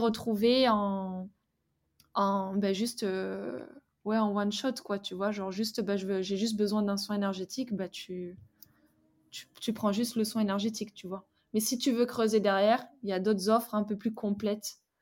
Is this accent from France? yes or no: yes; France; moved away as an adult; also born or lived in Australia; je suis partie de la France